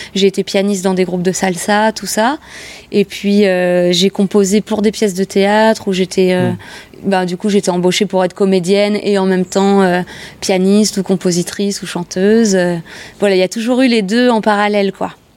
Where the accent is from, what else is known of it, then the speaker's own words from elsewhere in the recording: Montreuil, Île-de-France, France; also born or lived in Les Lilas; je suis née ici. Euh, enfin, je suis née au Lila, euh, mais ça reste le 93, ça reste l'Est parisien. et, euh, et puis j'ai grandi, j'ai fait vraiment maternelle, primaire